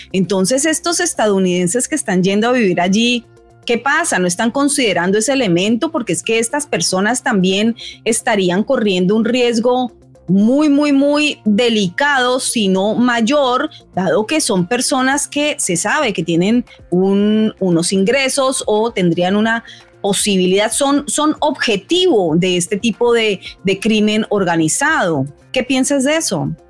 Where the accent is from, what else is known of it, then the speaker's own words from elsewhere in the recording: Colombia; moved away as an adult; now in United States; yo soy colombiana